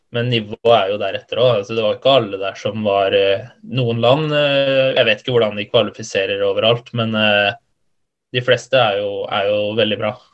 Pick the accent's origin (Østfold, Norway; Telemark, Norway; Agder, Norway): Østfold, Norway; Halden; jeg er fra Halden